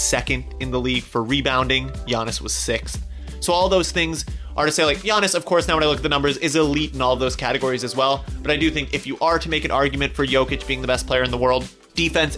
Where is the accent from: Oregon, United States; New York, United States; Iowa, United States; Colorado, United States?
Colorado, United States; I'm also from Colorado, so sort of a hometown hero